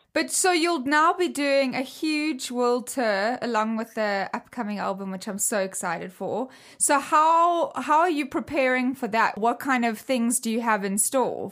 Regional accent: South Africa; where I grew up in South Africa

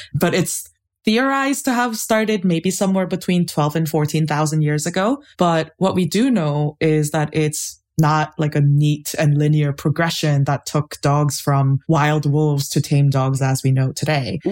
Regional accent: Seoul, South Korea; I grew up in Seoul, and my grandparents had a bunch of dogs

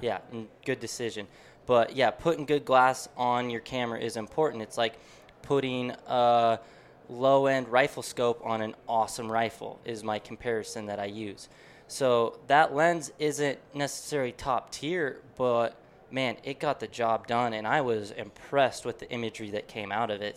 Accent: Deer Lodge, Montana, United States; growing up in Western Montana in Deer Lodge there

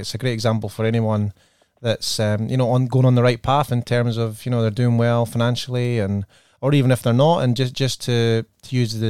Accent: Scotland, United Kingdom; accent: Scottish; now in Australia; my Scottish accent

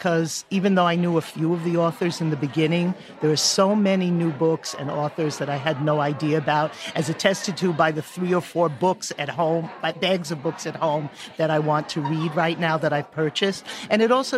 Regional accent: Mahwah, New Jersey, United States; I'm from Mahwah, New Jersey.

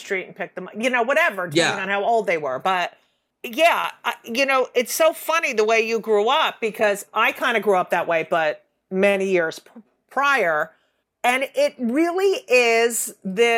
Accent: New Jersey, United States; I grew up in New Jersey

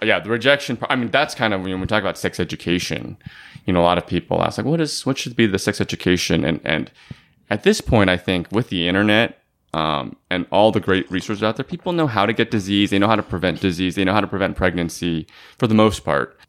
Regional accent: Bay Area, California, United States; I grew up in the Bay Area

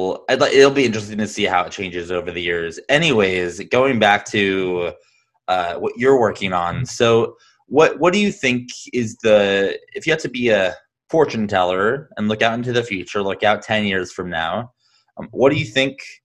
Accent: Phoenix, Arizona, United States; I grew up in Phoenix and I went to ASU and I started startups here

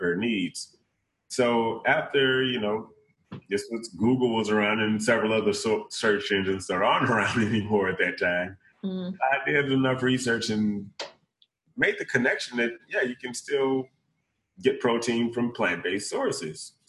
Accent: East St. Louis, Illinois, United States; originally I'm from East St. Louis, Illinois

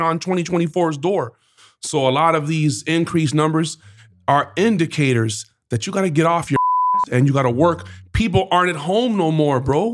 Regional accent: Georgia, United States; I'm from George

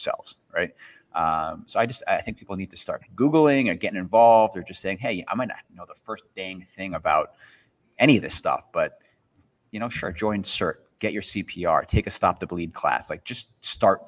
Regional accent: United States

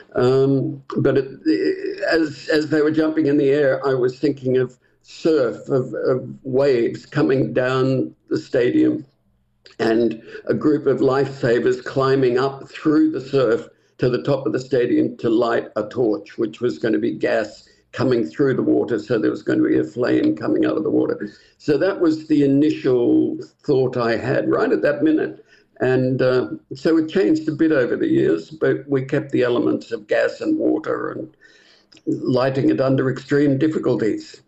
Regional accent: Sydney, New South Wales, Australia; moved away as an adult; I came from Sydney

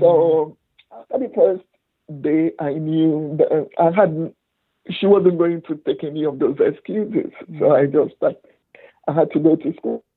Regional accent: Aba, Abia, Nigeria; my childhood started in my village because most of the Igbo people ran to the villages to avoid the war

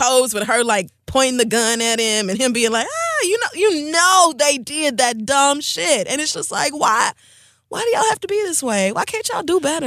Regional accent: Oklahoma, United States; I grew up in Oklahoma

